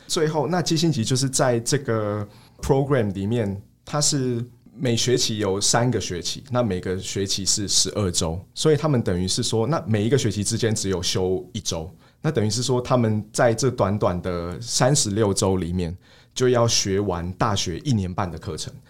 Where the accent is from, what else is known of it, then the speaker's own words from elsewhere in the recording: Taiwan; 我们身为台湾人